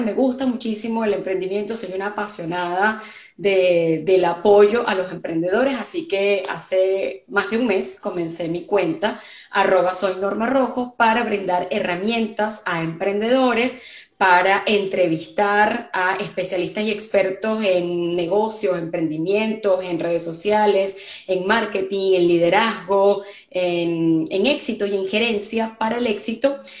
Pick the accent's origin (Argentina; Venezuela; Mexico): Venezuela; moved away as an adult; now in Canada; yo soy venezolana